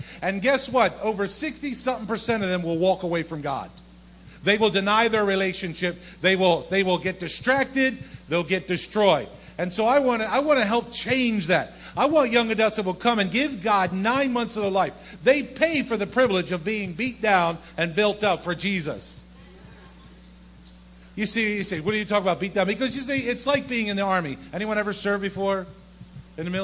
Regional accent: New Jersey, United States; moved away as an adult; also born or lived in Bronx, New York; born and raised in South Jersey

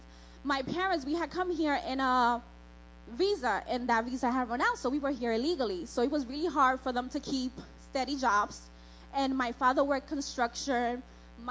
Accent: New York, United States; born or raised there; also born or lived in Dominican Republic

